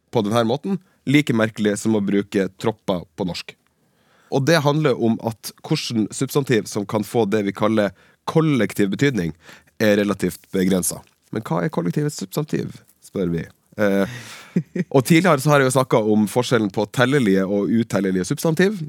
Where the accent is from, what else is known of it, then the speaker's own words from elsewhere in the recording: Bardufoss, Troms, Norway; at jeg er fra Bardufoss